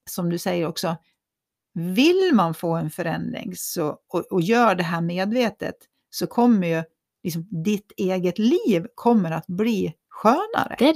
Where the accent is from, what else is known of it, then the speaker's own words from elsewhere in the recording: Köping, Västmanland, Sweden; Jag är från Köping.